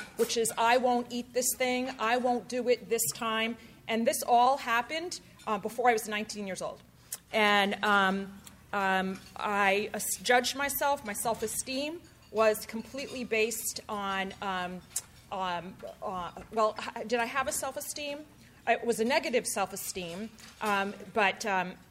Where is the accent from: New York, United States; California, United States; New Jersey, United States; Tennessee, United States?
New Jersey, United States; now in Palo Alto, United States; I grew up in New Jersey